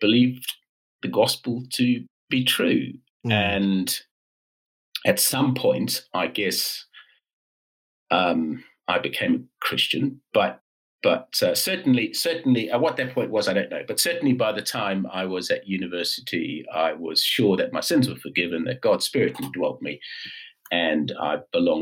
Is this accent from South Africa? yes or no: yes; South Africa; accent: South African; moved away as an adult; also born or lived in London, United Kingdom; now in Newcastle, United Kingdom; So the accent is South African, and that is because I was brought up in South Africa.